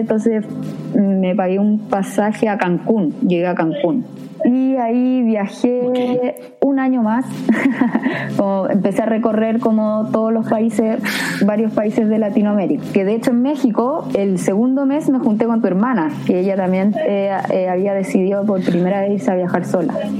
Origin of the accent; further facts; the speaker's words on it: Viña del Mar, Valparaíso, Chile; moved away as an adult; also born or lived in Santiago / Panama / Australia / New Zealand; now in Pichilemu, Chile; somos los tres de Viña, pues de Viña del Mar